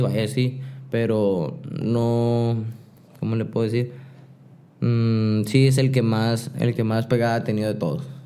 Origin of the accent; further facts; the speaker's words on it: Hermosillo, Sonora, Mexico; also born or lived in Nogales / San Diego; yo nací aquí en Hermosillo